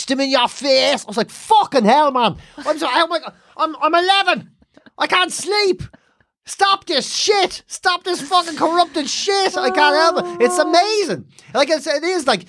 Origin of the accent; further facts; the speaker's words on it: Ireland; growing up in Ireland